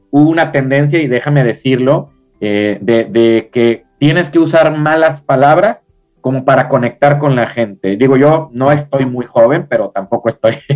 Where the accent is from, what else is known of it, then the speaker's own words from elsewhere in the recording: Mexico; Acá en, México, en mi país